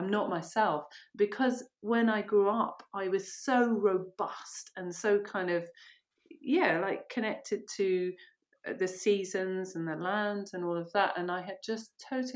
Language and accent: English; Monkton Wyld, near River Cottage, South West England, United Kingdom; also born or lived in Ireland; My mum moved to a commune, which is just down the road, actually, on the way to River Cottage. Monkton Wild, yeah. There you go. Okay. And so that's where I grew up. Well, from 11 to 19, I was there.